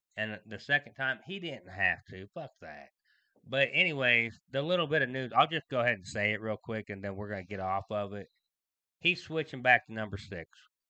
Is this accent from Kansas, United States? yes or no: no; Ohio, United States; I'm not from Cleveland. I'm just from Ohio.